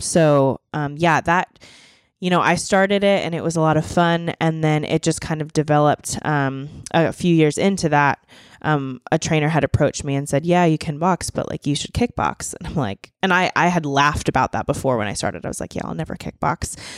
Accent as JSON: {"language": "English", "town": "Boiling Springs", "region": "Pennsylvania", "country": "United States", "tie": "born or raised there", "moved": "as an adult", "lives_now": "Nashville, United States", "said": "I grew up in a small town in Pennsylvania. It's called Boiling Springs."}